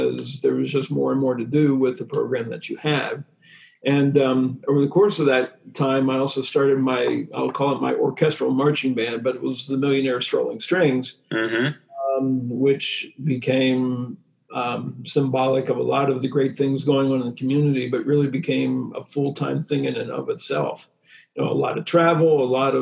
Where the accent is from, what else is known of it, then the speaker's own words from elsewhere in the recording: Harrisburg, Pennsylvania, United States; I grew up in Harrisburg